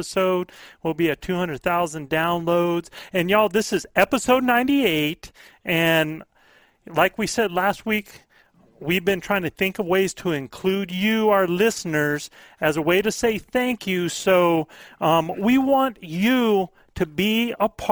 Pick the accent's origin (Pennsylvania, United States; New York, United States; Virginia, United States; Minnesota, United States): Virginia, United States; Norfolk; I was born in Norfolk, Virginia